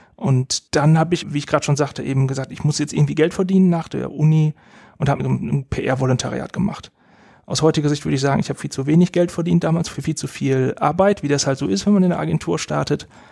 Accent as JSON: {"language": "German", "town": "Essen", "region": "North Rhine-Westphalia", "country": "Germany", "tie": "born or raised there", "said": "ich bin in Essen aufgewachsen, habe in Essen Abitur gemacht"}